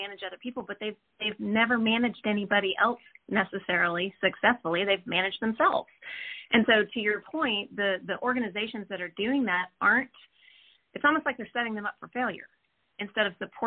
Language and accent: English; Austin, Texas, United States; I'm from Austin. I was actually born and raised here.